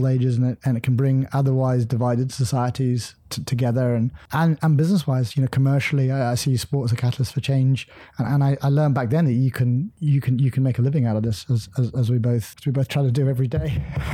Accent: southwest coast of Ireland, Munster, Ireland; I grew up in Ireland on the southwest coast

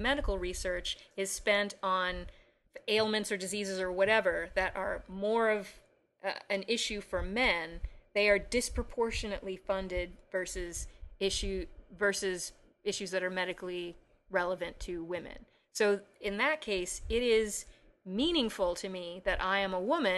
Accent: Chicago, Illinois, United States

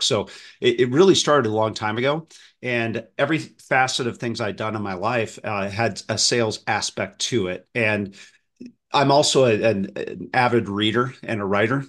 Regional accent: Midwest, United States; I grew up in the Midwest

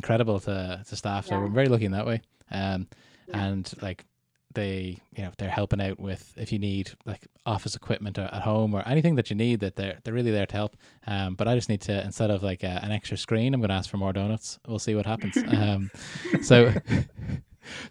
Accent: Canada; moved away; I was born in Canada, lived there for 9 years altogether

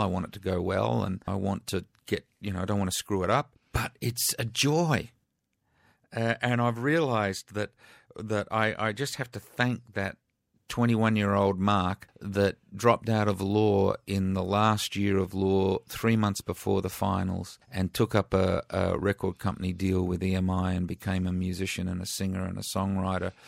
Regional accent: Adelaide, South Australia, Australia; growing up in Adelaide

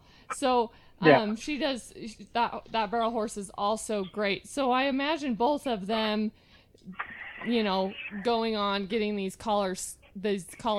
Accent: Hyrum, Utah, United States; that's where we're from. We're from Hiram, Utah

